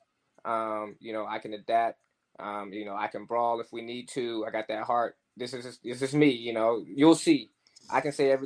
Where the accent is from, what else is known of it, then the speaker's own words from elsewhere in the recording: Oklahoma, United States; moved away; I'm from Oklahoma, so boxing wasn't the thing there.